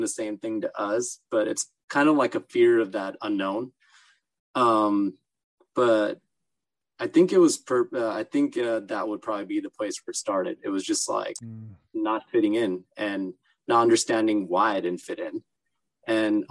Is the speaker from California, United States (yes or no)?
yes; Los Angeles, California, United States; also born or lived in Orange County, California; i lived in los angeles for the first uh, 13 14 years of my life and then moved to Orange County in uh, high school